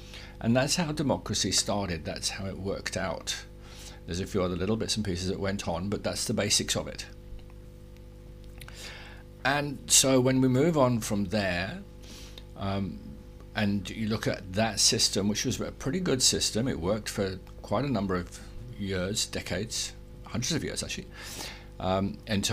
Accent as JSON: {"language": "English", "region": "England", "country": "United Kingdom", "tie": "born or raised there", "said": "I was born in England, not Great Britain, not Britain, not the UK, but in England. I was brought up there"}